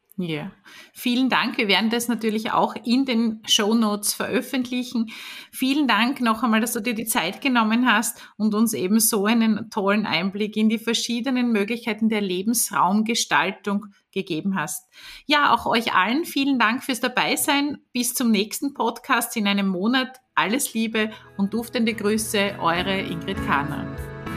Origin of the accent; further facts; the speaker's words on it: Vorau, Styria, Austria; in der Oststeiermark in Vora. Das ist der Ort, wo ich aufgewachsen bin